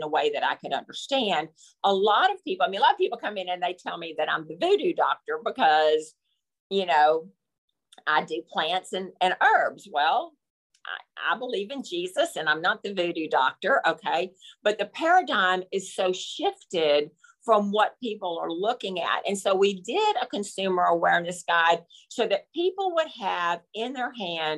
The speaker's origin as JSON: {"language": "English", "region": "Texas", "country": "United States", "said": "I'm from Texas"}